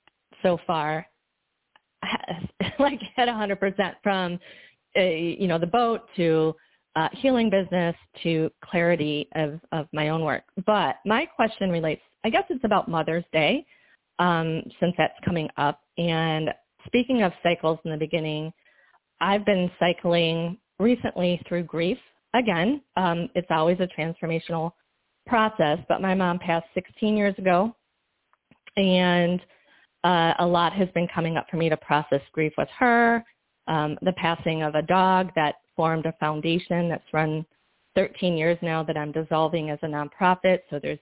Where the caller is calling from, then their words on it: Bradenton, Florida, United States; I'm coming from Bradenton, Florida